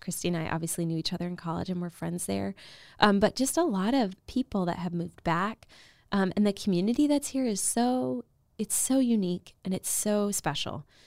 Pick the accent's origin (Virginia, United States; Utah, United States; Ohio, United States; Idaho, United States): Virginia, United States; moved away as an adult; from Virginia, so I went to a small Catholic high school